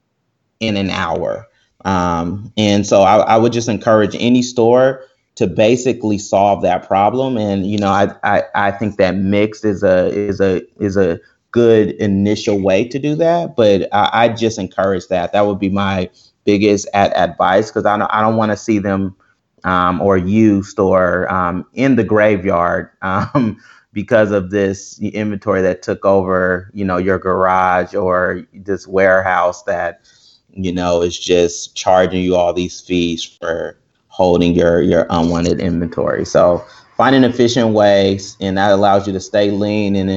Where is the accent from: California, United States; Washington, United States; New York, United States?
California, United States; Berkeley; I am from South Berkeley